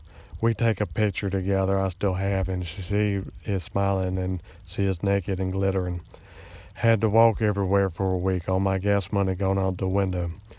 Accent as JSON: {"language": "English", "town": "Hickory", "region": "North Carolina", "country": "United States", "said": "I'm from Hickory, North Carolina."}